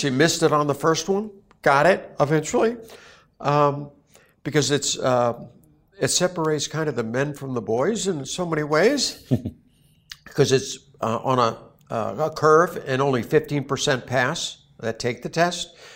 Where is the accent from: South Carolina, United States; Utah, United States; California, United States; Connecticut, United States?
Connecticut, United States; Newtown; moved away; Sandy Hook, and that's my hometown. I lived in Sandy Hook when I was in high school. I went to Newtown High School.